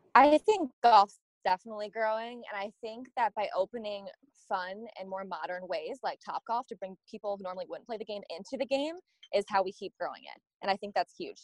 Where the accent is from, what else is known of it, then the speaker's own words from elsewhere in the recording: Michigan, United States; in the summertime growing up in Michigan